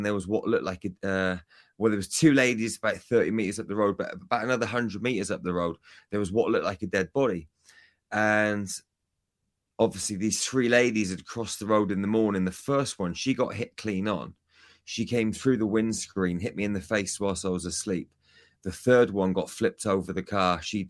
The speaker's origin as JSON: {"language": "English", "country": "United Kingdom", "moved": "yes", "said": "I'm from the UK, Kevin."}